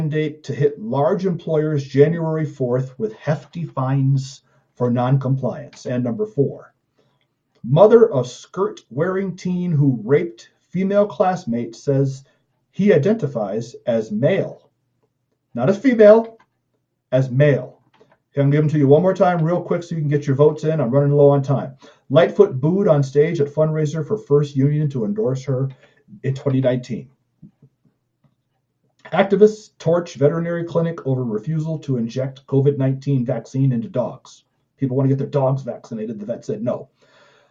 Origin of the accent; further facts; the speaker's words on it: Chicago, Illinois, United States; I'm from Chicago.